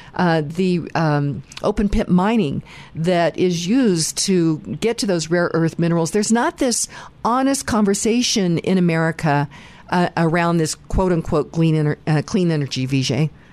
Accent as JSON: {"language": "English", "country": "United States", "said": "as an American"}